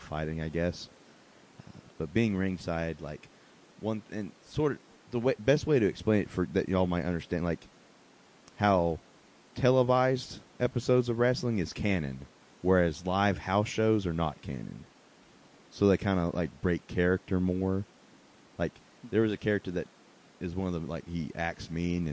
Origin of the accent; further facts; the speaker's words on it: Asheville, North Carolina, United States; Asheville, North Carolina, my hometown